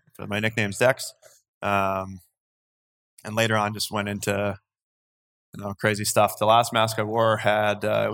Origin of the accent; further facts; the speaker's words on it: North Vancouver, British Columbia, Canada; also born or lived in Colgate University, New York / Croatia; Born and raised in North